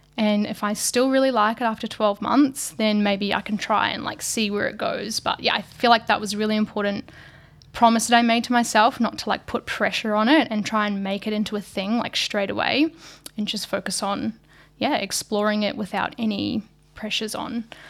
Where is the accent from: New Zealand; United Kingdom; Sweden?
New Zealand; moved away as an adult; now in Australia; I'm originally from New Zealand. Um, I was brought up in very, very small country town